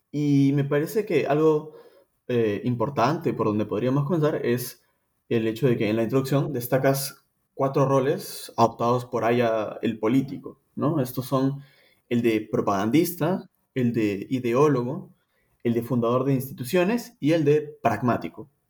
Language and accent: Spanish; Peru; moved away as an adult; now in United States; yo me crié en el Perú de padre peruano